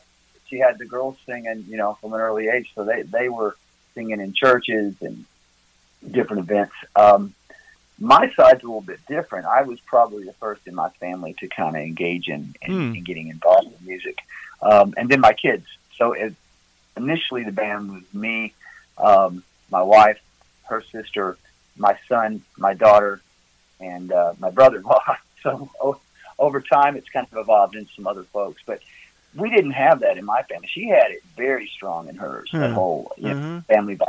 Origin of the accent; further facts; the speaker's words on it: Tennessee, United States; now in Gatlinburg, United States; Originally, I'm from West Tennessee, down by Memphis.